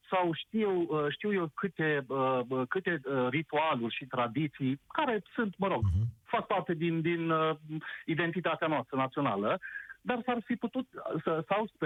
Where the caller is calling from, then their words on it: Timișoara, Timiș County, Romania; sunt ales să sunt din Timișoara.